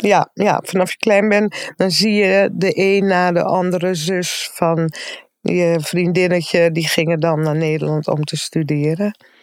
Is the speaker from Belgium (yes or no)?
no; Aruba; now in Netherlands; En we zijn dus opgegroeid op Aruba